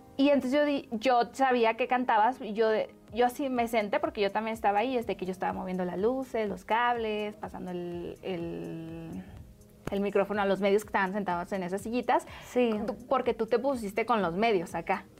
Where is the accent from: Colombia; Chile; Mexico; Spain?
Mexico; Guadalajara, Jalisco; now in Mexico City, Mexico; yo era de Guadalajara, me vine para acá